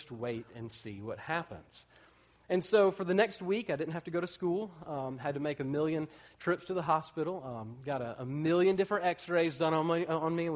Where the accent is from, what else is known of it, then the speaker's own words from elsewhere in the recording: Atlanta, Georgia, United States; I grew up in Atlanta